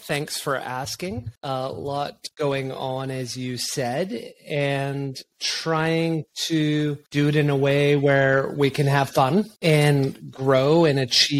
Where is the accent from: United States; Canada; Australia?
Canada; British Columbia; born there; also born or lived in Quebec / Bermuda / Toronto / Saskatchewan; So I was born in just outside of Vancouver, and then we lived 5 years in Quebec, which is on the other side of Canada.